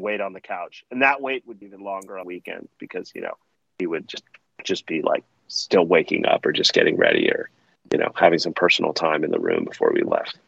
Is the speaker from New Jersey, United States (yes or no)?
no; Palo Alto, California, United States; growing up in Palo Alto when I did